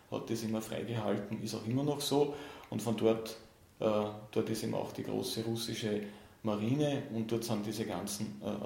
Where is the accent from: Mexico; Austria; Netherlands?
Austria; Und von dem her war für mich als Österreicher äh, es, und der sich eben immer schon für die Arktis interessiert hat